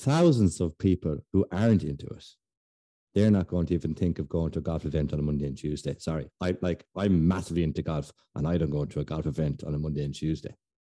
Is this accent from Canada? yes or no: no; Ireland; maybe it's because we're Irish